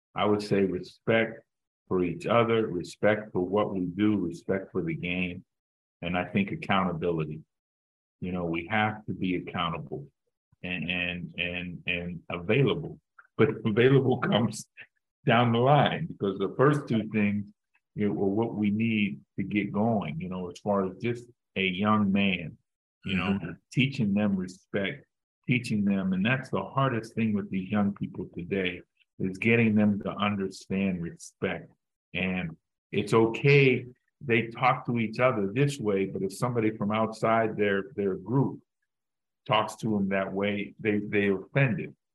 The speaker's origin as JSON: {"language": "English", "town": "Pittsburgh", "region": "Pennsylvania", "country": "United States", "moved": "as an adult", "said": "I'm from Pittsburgh"}